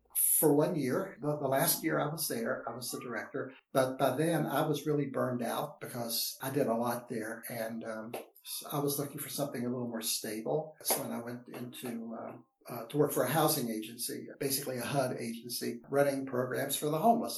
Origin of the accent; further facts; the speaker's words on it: West Virginia, United States; I am from West Virginia, grew up on a farm